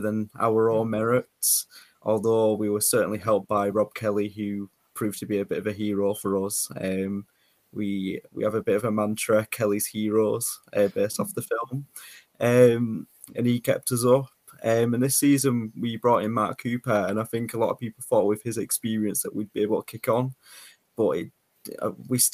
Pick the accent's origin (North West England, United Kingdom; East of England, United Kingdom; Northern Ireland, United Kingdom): North West England, United Kingdom; Barrow-in-Furness; So I was born in Barrow in Furness. Live here. I've grown up in Barrow